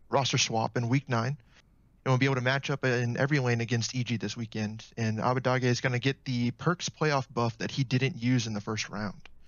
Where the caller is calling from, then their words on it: Tallahassee, Florida, United States; I'm calling from Tallahassee, Florida.